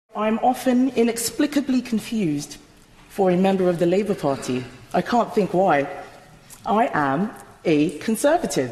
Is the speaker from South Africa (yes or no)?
no; Nigeria; also born or lived in Wimbledon, London, United Kingdom; now in United Kingdom; Born in Wimbledon, yes, but I grew up in Nigeria. I chose to make the United Kingdom my home.